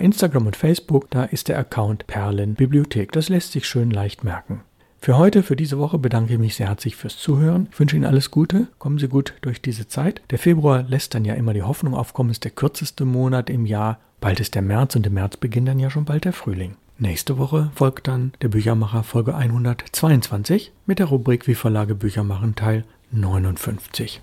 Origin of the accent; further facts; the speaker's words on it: Bonn, North Rhine-Westphalia, Germany; moved away; meine Heimatstadt Bonn